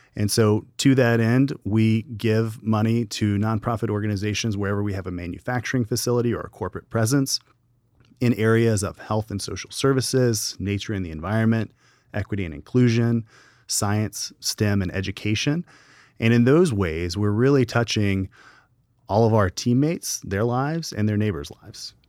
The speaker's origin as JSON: {"language": "English", "town": "Gallatin", "region": "Tennessee", "country": "United States", "tie": "born or raised there", "said": "I'm from Gallatin, Tennessee, just up the road"}